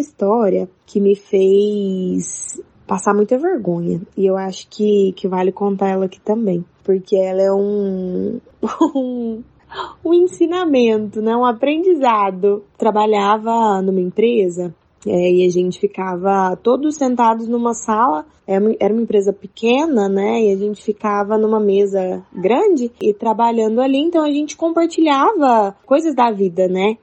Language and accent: Portuguese; Uberlândia, Minas Gerais, Brazil; eu, eu sou de Uberlândia